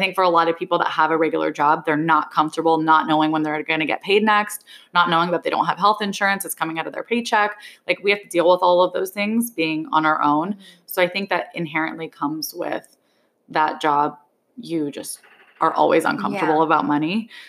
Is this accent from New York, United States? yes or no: yes; New York, United States; as a New Yorker, I think it's not weird when you ask somebody how much they pay for rent because everybody knows.